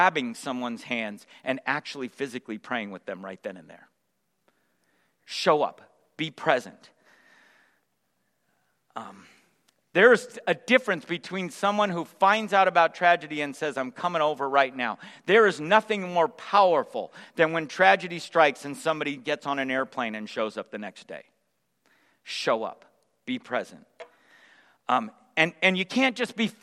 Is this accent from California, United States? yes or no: yes; San Jose, California, United States; also born or lived in Sacramento; We moved from Sacramento to San Jose, and I moved into this little neighborhood that I would call home throughout the rest of my growing up years